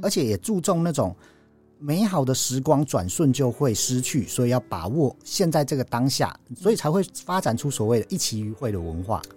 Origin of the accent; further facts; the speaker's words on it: Taiwan; 我们台湾人